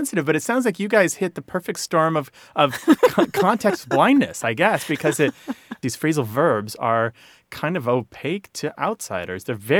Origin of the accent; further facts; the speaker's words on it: Midwest, United States; I grew up with this in the Midwest.